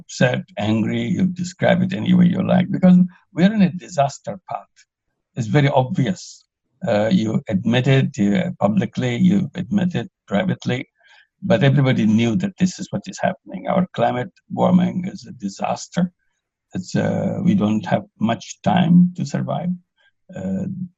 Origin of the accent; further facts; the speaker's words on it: Bangladesh; I'm from Bangladesh.